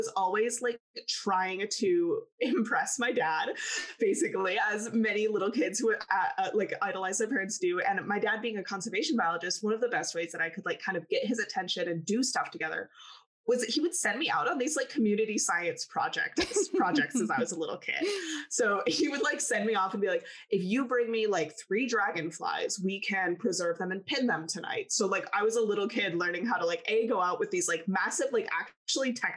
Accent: Wisconsin, United States; also born or lived in Colorado; So born in Colorado, raised in Wisconsin.

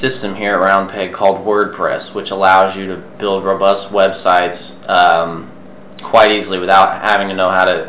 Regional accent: Indianapolis, Indiana, United States; I'm born and raised in Indiana. I'm a Hoosier from the east side of Indianapolis, and I'm a graduate of IUPUI.

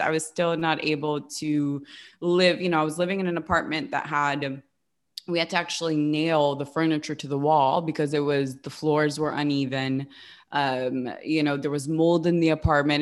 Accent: West Hollywood, California, United States; moved away as an adult; also born or lived in upstate New York; I grew up in West Hollywood

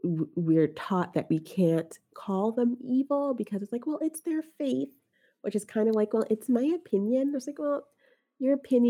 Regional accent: New Jersey, United States; now in Texas, United States; We are coming from Jersey, where we had all those blue laws, and like I couldn't get stockings on Sunday or liquor on Sunday.

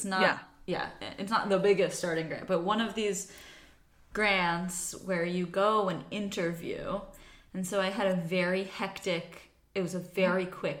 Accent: Virginia, United States; now in Denmark; born and raised in Virginia.

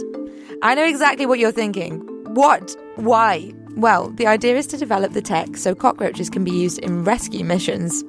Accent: Liverpool, North West England, United Kingdom; moved away; I'm from Liverpool

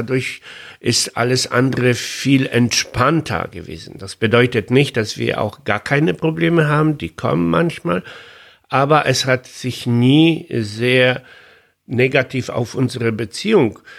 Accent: Poland; first language Polish; German is a second language; ich bin Pole, ich spreche Polnisch und Deutsch oder Englisch ist nur eine Fremdsprache, die ich mit viel Mühe dazugelernt habe.

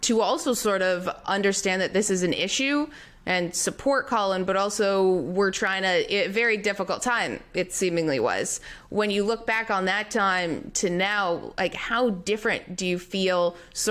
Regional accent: Canada; now in United States; I'm a Canadian

